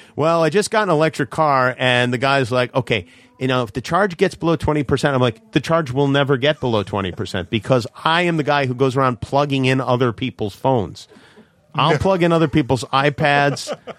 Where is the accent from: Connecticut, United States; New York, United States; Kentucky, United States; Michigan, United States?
New York, United States; New York City; I grew up in Brooklyn